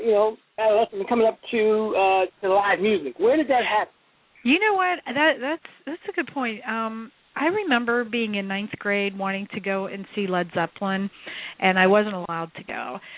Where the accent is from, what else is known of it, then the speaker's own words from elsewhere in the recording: Pittsburgh, Pennsylvania, United States; I'm from Pittsburgh originally, into Pittsburgh from the suburbs